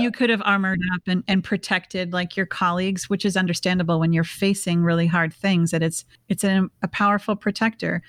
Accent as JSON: {"language": "English", "town": "Bloomington", "region": "Minnesota", "country": "United States", "tie": "born or raised there", "said": "we're both from Minneapolis. Um, I grew up in a suburb called Bloomington"}